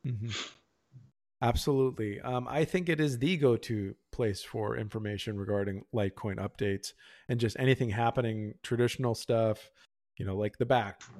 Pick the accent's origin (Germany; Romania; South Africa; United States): United States; Pennsylvania; now in Texas, United States; I grew up in Pennsylvania, and actually, I'm here in Texas